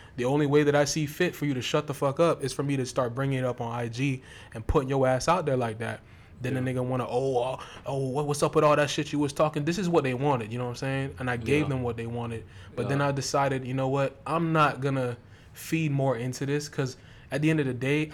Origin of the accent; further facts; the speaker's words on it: Lauderdale Lakes, Florida, United States; I'm from Lauderdale Lakes